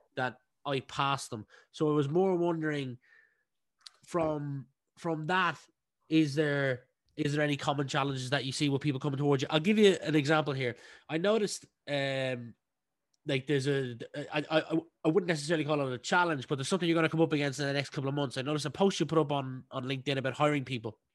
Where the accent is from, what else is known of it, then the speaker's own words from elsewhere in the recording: County Meath, Leinster, Ireland; we grew up in the same county, County Meath